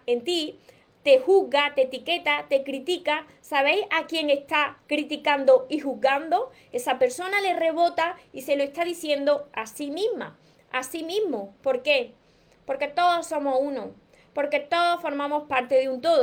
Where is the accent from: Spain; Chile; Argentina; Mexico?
Spain; Córdoba, Andalusia; yo soy de Córdoba, España